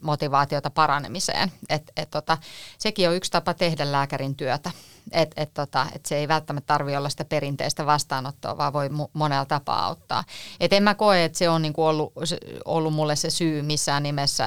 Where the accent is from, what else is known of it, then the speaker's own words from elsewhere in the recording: Espoo, Uusimaa, Finland; ne oli sieltä Espoosta, mistä mä oon kotoisin